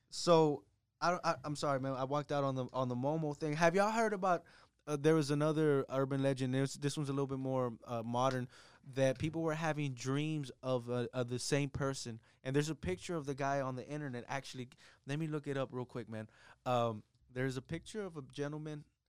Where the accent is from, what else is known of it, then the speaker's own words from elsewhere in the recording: Mission, Texas, United States; I grew up over in Mission